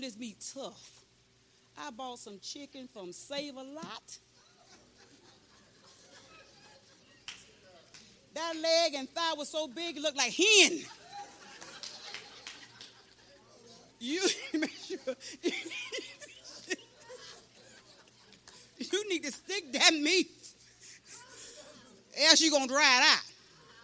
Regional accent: St. Petersburg, Florida, United States; moved away as an adult; now in Bronson, United States; I come from St. Pete

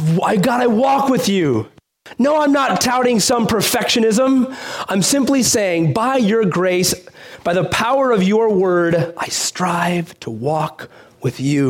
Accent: Chicago, Illinois, United States; growing up in Chicago

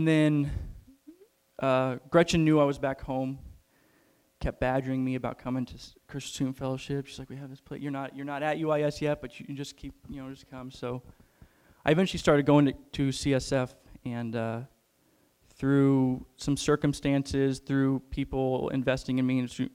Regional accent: Rochester, Illinois, United States; I grew up in Rochester, Illinois. I don't know if any of you know where that's at. It's right next to Springfield.

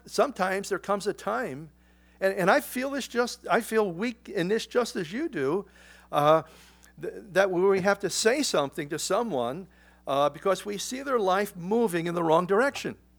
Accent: United States; as an American

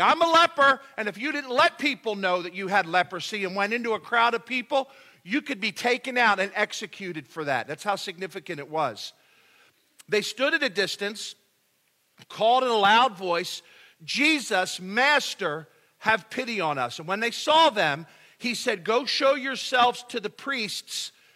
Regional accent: United States; we're from the United States of America

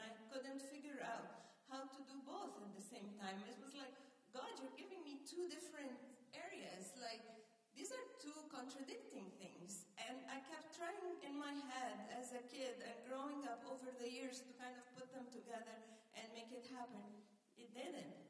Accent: Egypt; moved away; when we were growing up in Egypt

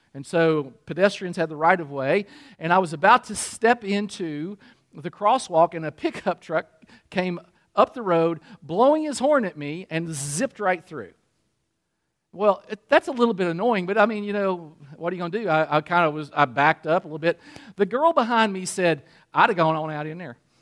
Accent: Kentucky, United States; also born or lived in Michigan; I'm still from Kentucky, and I want people to identify me

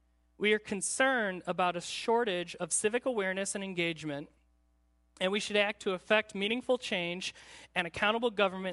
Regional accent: United States

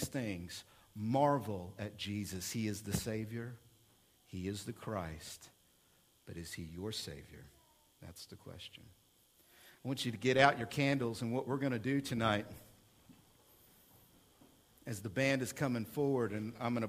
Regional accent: Oklahoma City, Oklahoma, United States; moved away; I come from Oklahoma City in 1995, right across the street from my church, First United Methodist Church

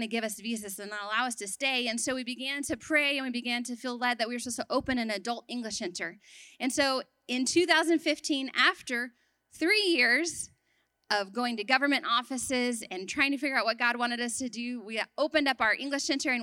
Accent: Texas, United States; moved away as an adult; also born or lived in Sudan; I grew up in Texas, a little bit away from here

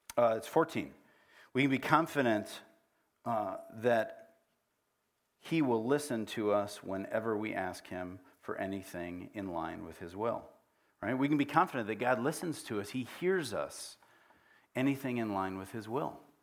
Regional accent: United States; also born or lived in Africa; we grew up here

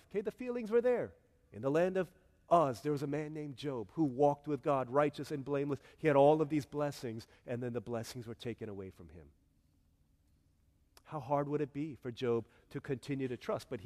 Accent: South Korea; I can't sing this song because I don't see it in my home country of Korea.

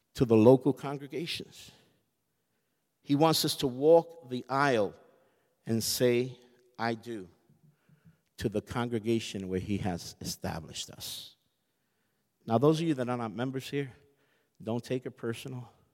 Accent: United States; I'm American

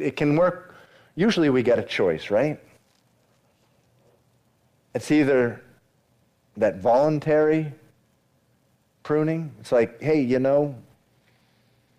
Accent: Massachusetts, United States; moved away; also born or lived in Miami; I grew up in Massachusetts, moved away. Eventually made my way to Miami

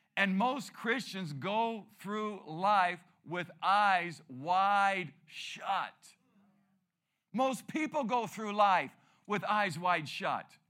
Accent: Peoria, Arizona, United States; I grew up here

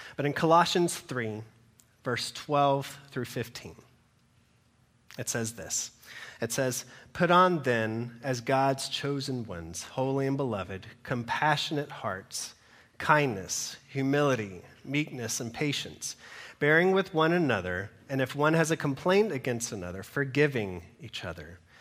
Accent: Georgia, United States; moved away; I'm originally from Georgia

